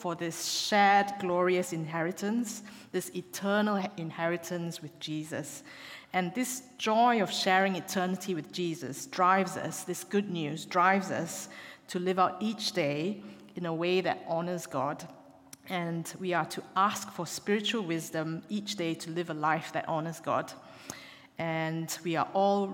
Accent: Malaysia; moved away as an adult; also born or lived in Glasgow, United Kingdom; now in Exeter, United Kingdom; I am from Malaysia, and I came over to the UK to do my university medical degree at Glasgow University

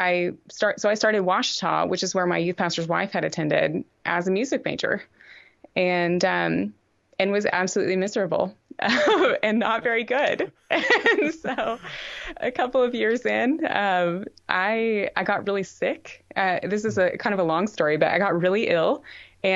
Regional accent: Texarkana, United States; I'm from Texarkana, which is on the Texas-Arkansas border.

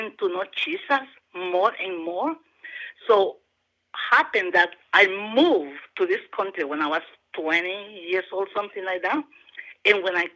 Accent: Honduras; also born or lived in Delaware / Georgia; now in Athens, United States; I am from Honduras

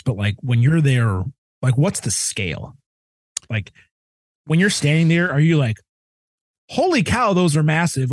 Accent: Midwest, United States; I'm a kid from the Midwest.

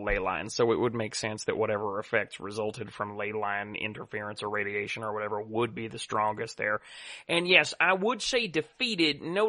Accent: Guam; Yes, I come from Guam. Is that a problem? I'm a U.S. citizen.

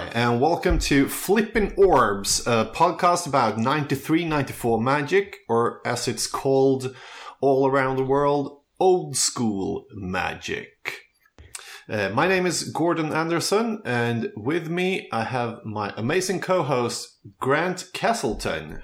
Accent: Köping, Västmanland, Sweden; moved away as an adult; now in Stockholm, Sweden; I grew up um, in the countryside in a town called Köping

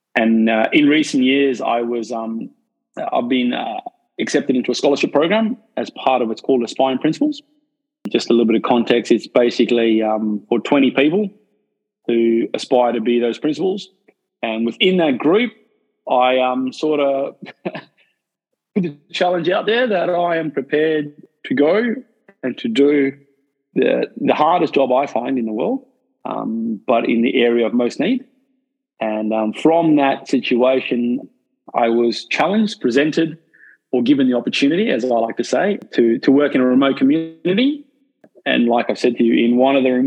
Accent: South Africa; now in Australia; I'm from South Africa myself, so I'm not an Australian. I wasn't born in Australia

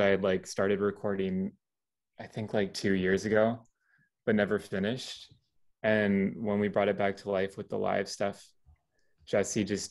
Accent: small town in Southern Ontario, Canada; I moved to this small town at the beginning of high school and I'm currently still in the same place like all these years later

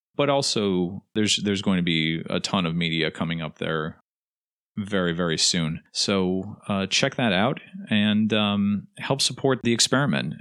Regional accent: United States

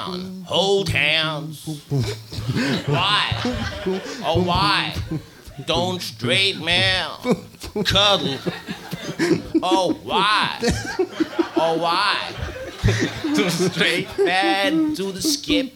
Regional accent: Iceland; I am an Icelandic person.

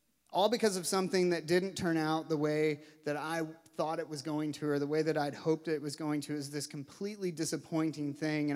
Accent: Louisville, Kentucky, United States; I grew up in Louisville, Kentucky

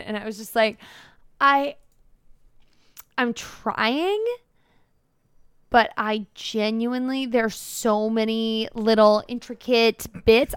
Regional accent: United States; as the American

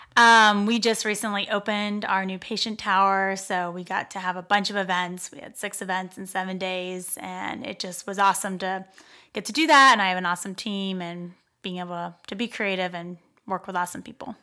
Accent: Pittsburgh, Pennsylvania, United States; moved away as an adult; now in Dayton, United States; I grew up in Pittsburgh and came here to go, um, to school at the University of Dayton

